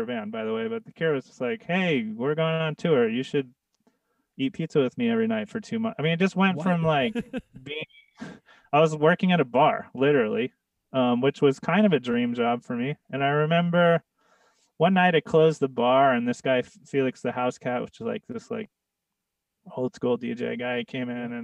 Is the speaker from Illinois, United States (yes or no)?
no; San Diego, California, United States; moved away; also born or lived in New York; I grew up in San Diego